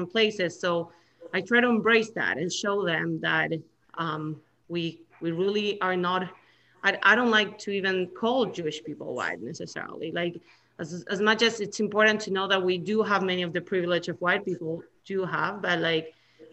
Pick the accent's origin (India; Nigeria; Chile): Chile; now in United States; I come from Chile, and it's a third world country.